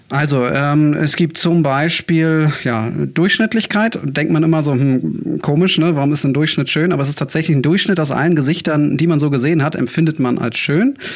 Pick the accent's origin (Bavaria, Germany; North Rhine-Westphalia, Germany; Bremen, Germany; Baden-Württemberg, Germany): Bremen, Germany; also born or lived in Hamburg; ich äh, bin gebürtiger Bremer, bin dann zum Studium nach Hamburg gegangen